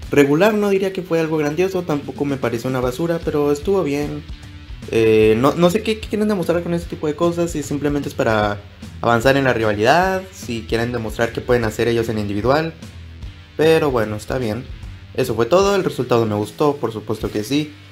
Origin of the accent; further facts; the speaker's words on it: Nuevo León, Mexico; como buen regio que soy, pues mi apoyo va directamente hacia Ángel Garza